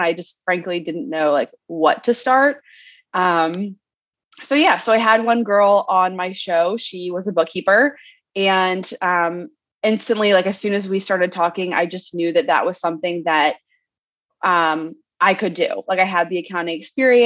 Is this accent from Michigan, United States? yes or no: no; Maryland, United States; moved away as an adult; now in San Diego, United States; We're originally from Maryland